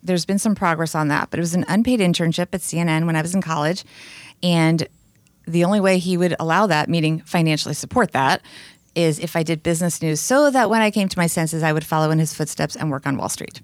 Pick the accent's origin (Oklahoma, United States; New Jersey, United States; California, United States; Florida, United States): New Jersey, United States; Bergen County; also born or lived in New York City; I had a blissful childhood growing up in New Jersey